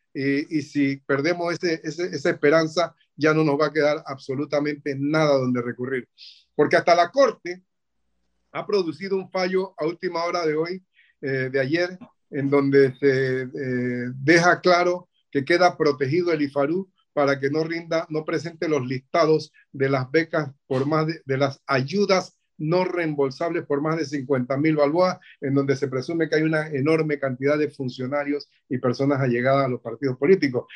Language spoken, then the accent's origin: Spanish; Panama; nosotros como panameños